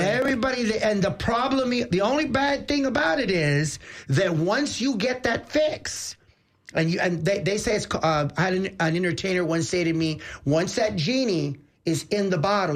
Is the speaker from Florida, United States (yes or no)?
yes; Tampa, Florida, United States; I was born right here in Tampa